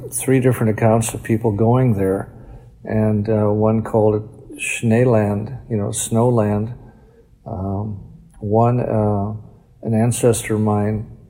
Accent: Mountain, North Dakota, United States; growing up in Mountain

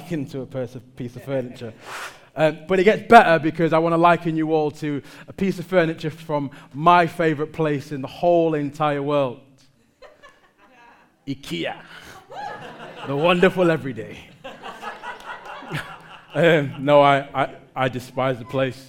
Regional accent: Manchester, North West England, United Kingdom; I'm from Manchester.

